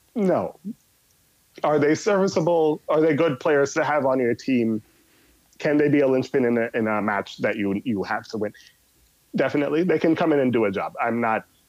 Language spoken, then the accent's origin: English; New York City, New York, United States; also born or lived in Jamaica; I am originally Jamaican uh, and grew up in New York City